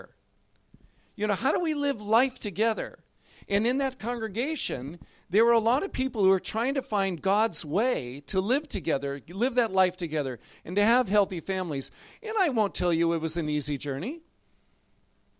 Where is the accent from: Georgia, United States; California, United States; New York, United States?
California, United States; Los Angeles; I'm from Los Angeles. My parents are from Los Angeles. And when I was 6 years old, my parents joined a congregation